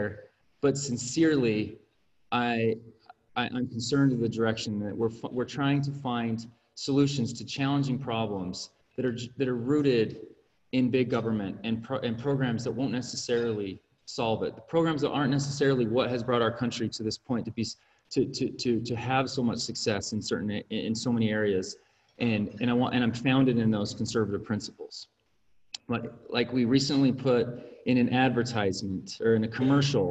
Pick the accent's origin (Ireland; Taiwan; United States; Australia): United States; Ogden, Utah; also born or lived in Washington, D.C. / Southeast Asia; Born and raised in Ogden